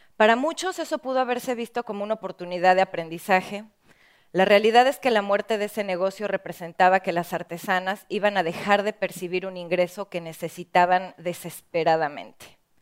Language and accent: Spanish; Mexico; en mi país, en México